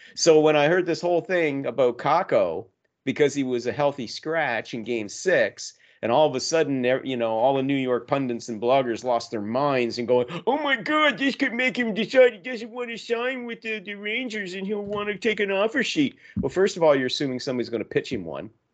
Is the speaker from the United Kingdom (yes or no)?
no; Canada; I'm Canadian